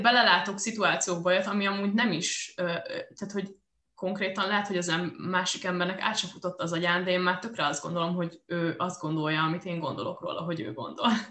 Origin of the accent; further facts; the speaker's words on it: Győr, Győr-Moson-Sopron, Hungary; moved away; itthon vagyok a Győrben, a, a szülővárosomban